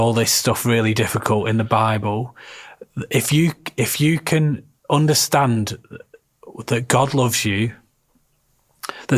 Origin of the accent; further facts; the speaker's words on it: the north of England, United Kingdom; accent: Northern; my drivelly Northern accent